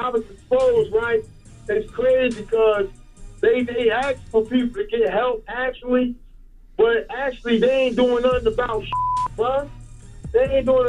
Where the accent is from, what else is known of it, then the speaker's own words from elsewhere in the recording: Newark, New Jersey, United States; I'm from Newark, New Jersey.